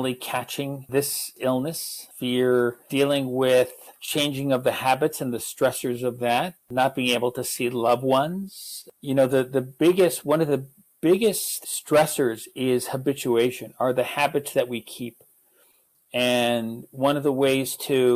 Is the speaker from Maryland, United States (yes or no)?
no; New York, United States; I come from New York, and New York is, was very fast-paced